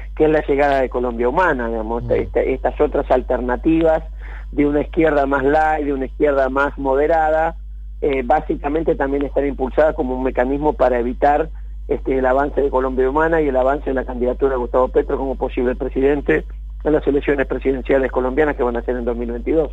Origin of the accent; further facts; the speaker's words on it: Rosario, Santa Fe, Argentina; Yo de barrio Las Delicias, extremo sur de Rosario, barrio obrero metalúrgico